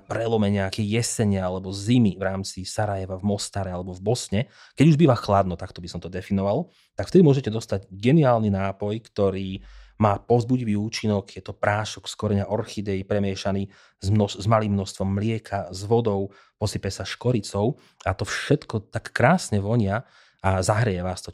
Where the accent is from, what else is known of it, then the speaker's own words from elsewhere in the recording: Slovakia; u nás doma